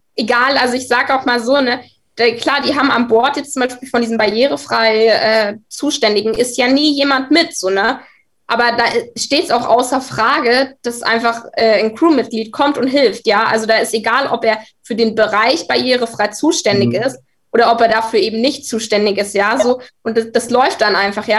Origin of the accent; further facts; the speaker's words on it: Munich, Bavaria, Germany; bei uns in München